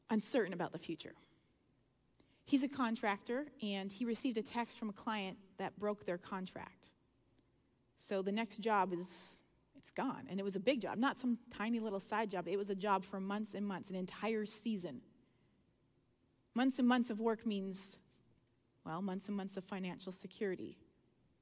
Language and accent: English; Canada; I'm Canadian and I've lived, you know, in the north